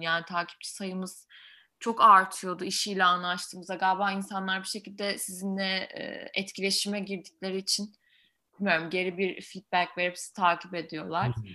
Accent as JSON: {"language": "Turkish", "region": "Ankara", "country": "Turkey", "also_born_or_lived": "France", "moved": "as an adult", "said": "ben Ankaralıyım normalde ama Fransa'da hukuk okudum."}